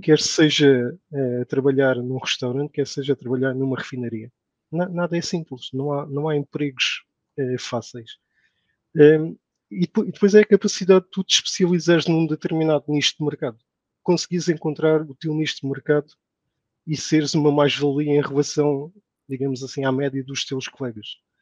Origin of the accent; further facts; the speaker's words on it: Portugal; moved away as an adult; now in Saudi Arabia; termos de nascido em Portugal